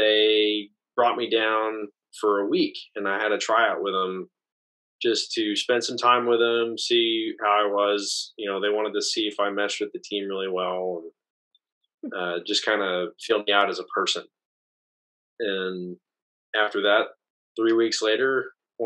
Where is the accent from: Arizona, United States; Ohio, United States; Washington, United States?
Washington, United States; Kennewick; moved away as an adult; This was Southeast Washington. So Kennewick, Washington is about 2 hours south of Spokane.